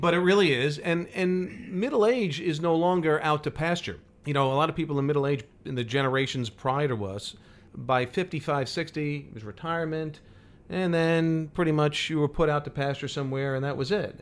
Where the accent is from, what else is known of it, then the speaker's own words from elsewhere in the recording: New York, United States; I grew up in New York as a weather geek.